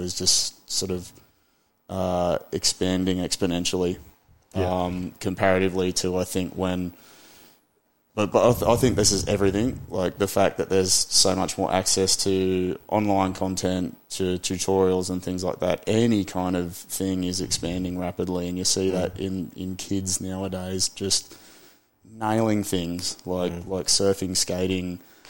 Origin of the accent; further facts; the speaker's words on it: Byron Bay, New South Wales, Australia; also born or lived in Lismore, Australia; I grew up in Byron, but at that period of time, I'd moved out towards Lismore a bit more.